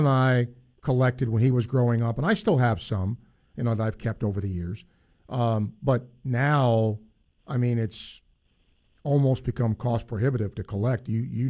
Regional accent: New York, United States; now in Florida, United States; I am always regarded as a New Yorker, and I've lived way, way more time in Florida than I have in New York

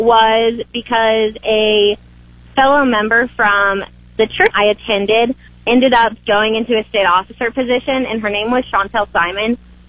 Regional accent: Wichita, Kansas, United States; also born or lived in Hoxie; Well, I was raised in Wichita, and then around my eighth grade year, I moved up to Hoxie, and I got put in a more rural sense of community

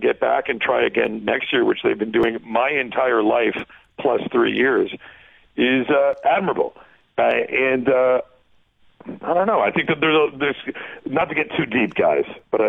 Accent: Toronto, Ontario, Canada; born and raised in Toronto.

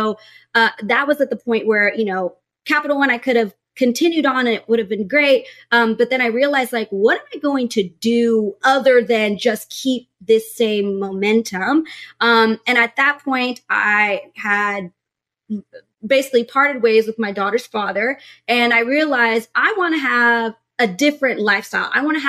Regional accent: Texas, United States; I was from Texas, military family.

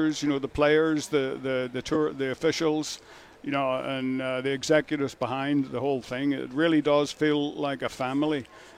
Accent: Northern Ireland, United Kingdom; I grew up in Northern Ireland

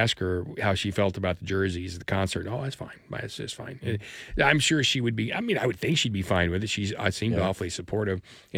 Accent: England, United Kingdom; no, I'm English.

